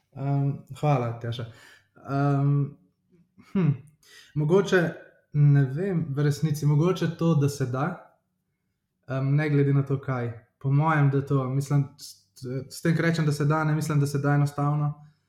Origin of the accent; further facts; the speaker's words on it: Ljubljana, Slovenia; sem iz Ljubljana, prihajam